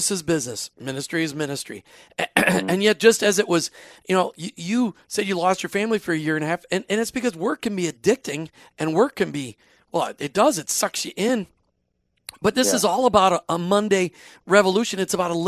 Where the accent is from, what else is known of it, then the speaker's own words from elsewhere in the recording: Minnesota, United States; I grew up in Minnesota.